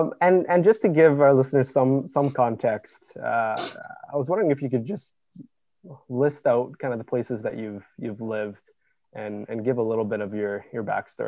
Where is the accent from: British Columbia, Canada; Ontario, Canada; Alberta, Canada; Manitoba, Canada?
British Columbia, Canada; Chilliwack; moved away as an adult; also born or lived in Bellingham, Washington / Malaysia / Vancouver; now in Calgary, Canada; Essentially lived in Chilliwack all my school years at Chilliwack.